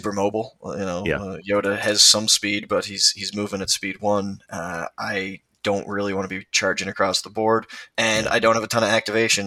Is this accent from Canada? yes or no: yes; Canada; I'm a Canadian